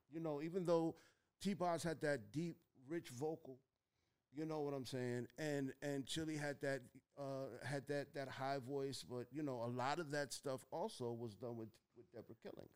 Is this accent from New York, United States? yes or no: yes; Mount Vernon, New York, United States; when I was growing up in Mount Vernon